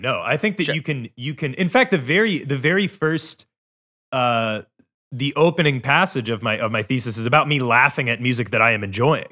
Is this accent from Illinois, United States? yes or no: yes; outside of Chicago, Illinois, United States; moved away; also born or lived in Glasgow, Scotland / Cleveland; when I was growing up outside of Chicago